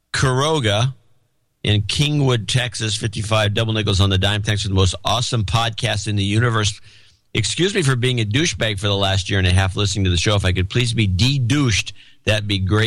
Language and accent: English; Perth, Western Australia, Australia; moved away; I'm originally from Gitmo Nation Down Under and currently working towards moving back home to Perth.